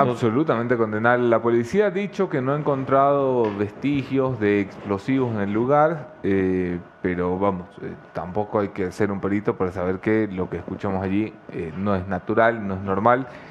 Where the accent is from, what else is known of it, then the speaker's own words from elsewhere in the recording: Ecuador; los ecuatorianos nos sentimos muy nostálgicos como ecuatorianos por el mundo